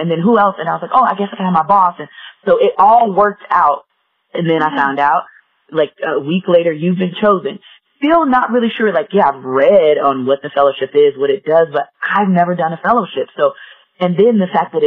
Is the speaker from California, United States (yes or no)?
no; Gary, Indiana, United States; moved away as an adult; now in Colorado Springs, United States; We grew up in Gary, Indiana together. We went to middle school, high school together